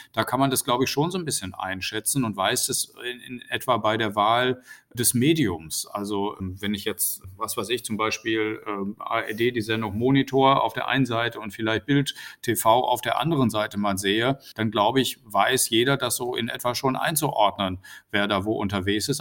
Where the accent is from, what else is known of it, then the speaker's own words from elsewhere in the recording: North Rhine-Westphalia, Germany; in Nordrhein-Westfalen, wo ich ja herkomme